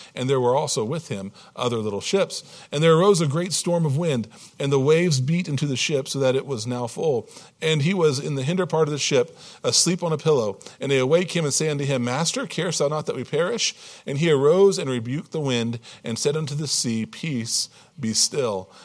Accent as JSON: {"language": "English", "area": "Hampton Roads", "region": "Virginia", "country": "United States", "tie": "born or raised there", "said": "I was born and raised in Hampton Roads, Virginia, Virginia Beach, Yorktown, that, that area, Norfolk, that, that area of Virginia"}